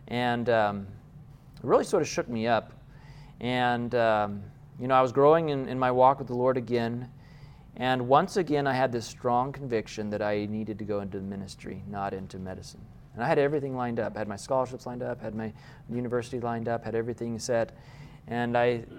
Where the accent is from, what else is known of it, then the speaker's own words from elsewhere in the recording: Loma Linda, California, United States; I was born in Loma Linda